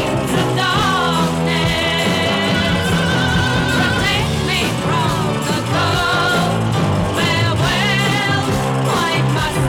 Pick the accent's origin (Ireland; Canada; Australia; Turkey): Australia; Being Australian